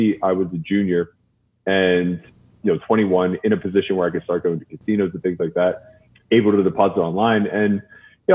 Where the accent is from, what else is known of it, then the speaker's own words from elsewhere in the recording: Pittsburgh, Pennsylvania, United States; I'm from Pittsburgh, so a lot of the East Coast influence was coming through.